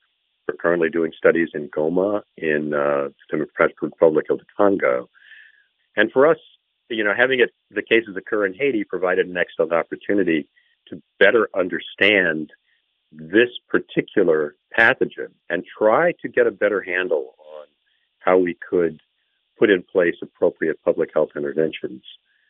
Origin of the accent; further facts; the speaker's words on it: Bangkok, Thailand; my first experience with cholera was when I was a child growing up in Bangkok, Thailand